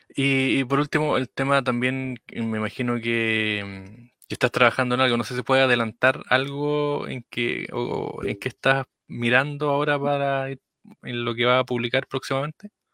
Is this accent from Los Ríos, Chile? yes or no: yes; Río Bueno, Los Ríos, Chile; nosotros somos de Río Bueno